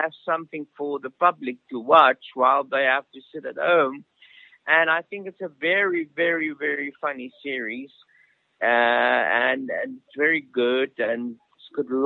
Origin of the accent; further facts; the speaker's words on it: Pretoria, Gauteng, South Africa; moved away; we are in Pretoria, of all places. I've gone back to my hometown